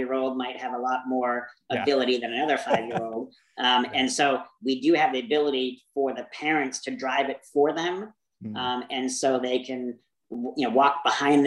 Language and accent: English; Maine, United States; now in Arizona, United States; I grew up in Maine